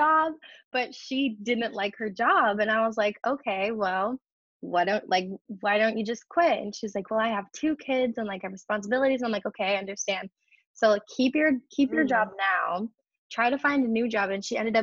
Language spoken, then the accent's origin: English; Midwest, United States; also born or lived in California; the Midwest where I'm from